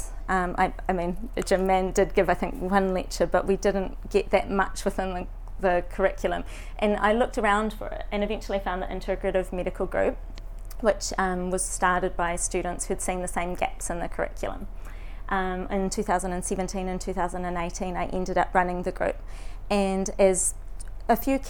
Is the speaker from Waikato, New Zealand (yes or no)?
yes; Raglan, Waikato, New Zealand; moved away as an adult; now in Dunedin, New Zealand; I'm from Raglan and I'm living in Dunedin at the moment to study medicine.